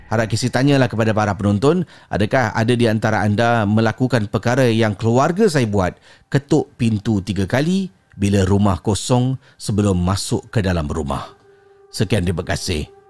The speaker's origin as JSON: {"language": "Malay", "town": "Damansara", "region": "Selangor", "country": "Malaysia", "said": "Saya berasal daripada Damansara."}